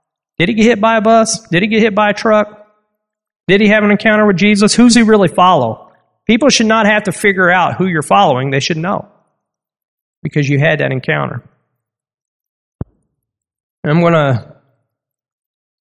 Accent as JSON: {"language": "English", "country": "United States", "said": "I'm American"}